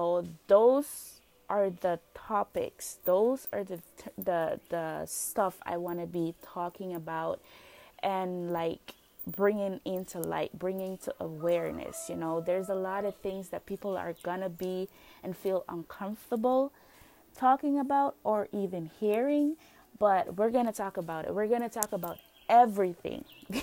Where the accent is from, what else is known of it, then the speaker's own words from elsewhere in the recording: Roatán, Bay Islands, Honduras; I'm from Roatan, Honduras